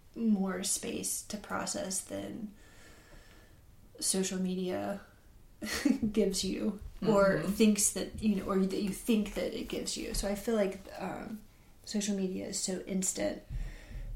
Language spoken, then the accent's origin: English; Columbia, South Carolina, United States; also born or lived in Arlington, Virginia / Mississippi; now in Ackerman, Mississippi, United States; I grew up in Columbia, South Carolina